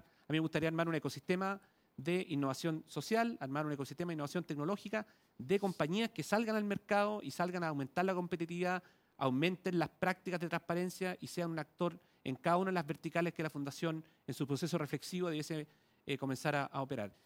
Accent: Chile

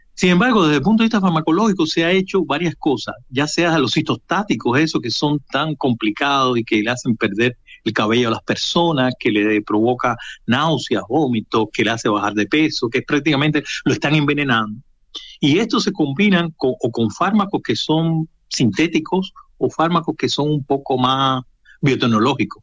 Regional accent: Cuba; also born or lived in Russia; now in Chile; Yo soy cubano de origen

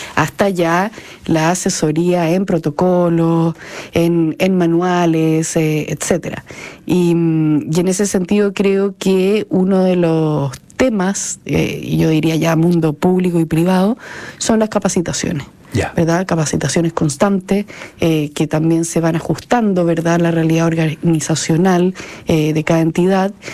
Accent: Chile; como sociedad chilena nos falta muchísimo

